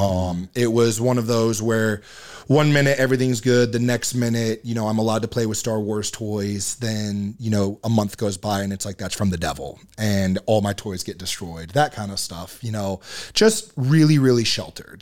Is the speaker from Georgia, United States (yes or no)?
yes; Marietta, Georgia, United States; moved away as an adult; now in Utah, United States; born and raised in Georgia, uh, Marietta, Georgia